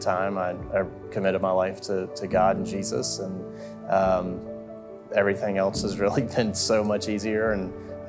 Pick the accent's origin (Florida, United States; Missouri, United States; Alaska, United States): Florida, United States; Central; moved away as an adult; now in Colorado, United States; I grew up in Central Florida. We moved to Colorado in 2016.